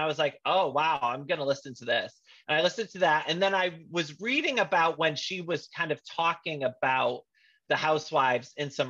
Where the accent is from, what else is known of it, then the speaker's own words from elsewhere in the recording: Bristol, Connecticut, United States; That is my hometown.